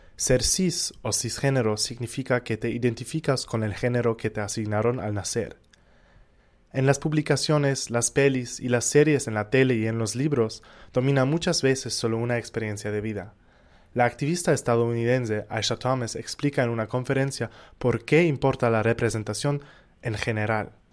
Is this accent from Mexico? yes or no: no; Germany; moved away as an adult; now in Barranquilla, Colombia; soy de Alemania